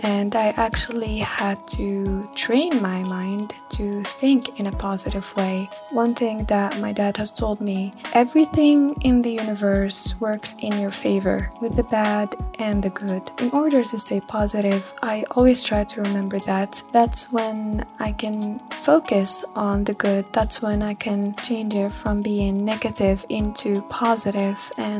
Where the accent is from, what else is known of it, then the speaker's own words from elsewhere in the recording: Algeria; I'm from Algeria, Northern Africa.